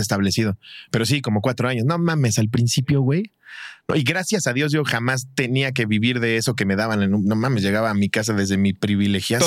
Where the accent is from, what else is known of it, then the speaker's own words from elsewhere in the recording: Mexico; Y tú como mexicano